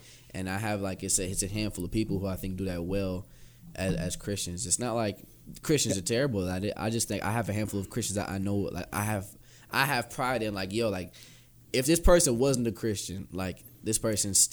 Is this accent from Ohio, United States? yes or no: yes; Cleveland, Ohio, United States; I'm from Cleveland